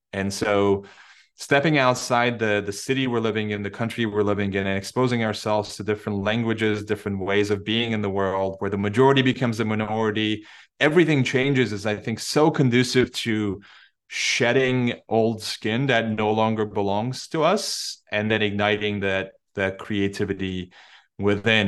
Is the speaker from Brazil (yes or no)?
no; Turkey; English is a second language; moved away; it's my home country